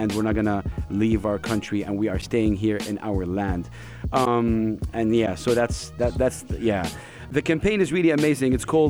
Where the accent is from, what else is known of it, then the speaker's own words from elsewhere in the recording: Saudi Arabia; I'm from Saudi Arabia and I've been a fan of the United Arab Emirates for a long, long time.